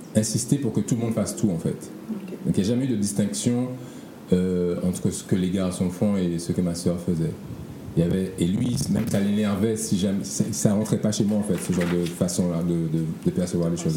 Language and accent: French; Martinique; moved away as an adult; also born or lived in Paris; now in Guadeloupe; j'ai grandi donc en Martinique avec mon père et ma mère.